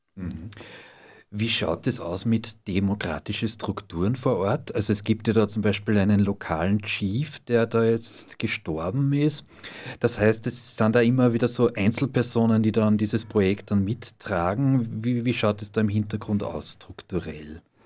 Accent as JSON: {"language": "German", "country": "Austria", "said": "bei uns in Österreich"}